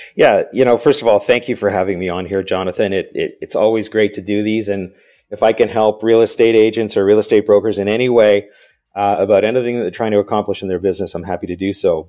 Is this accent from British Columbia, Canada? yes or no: yes; Vancouver, British Columbia, Canada; grew up in Vancouver, so I'm another Canadian